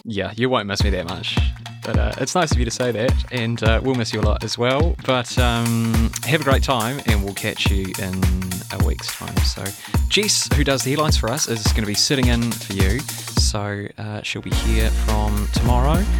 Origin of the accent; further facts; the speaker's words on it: New Zealand; I'm a New Zealander.